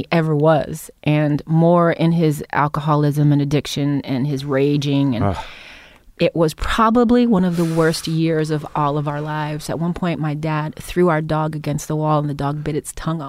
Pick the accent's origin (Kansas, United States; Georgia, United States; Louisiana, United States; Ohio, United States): Ohio, United States; Cleveland; I grew up in Cleveland, Ohio, in the inner city when I was young with a white mother, black father.